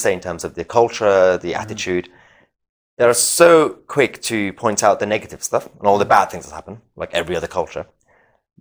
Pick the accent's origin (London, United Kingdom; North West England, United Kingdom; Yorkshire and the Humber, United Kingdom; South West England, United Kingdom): London, United Kingdom; also born or lived in Iran; I was growing up in Lewisham, southeast London, you know, in a council state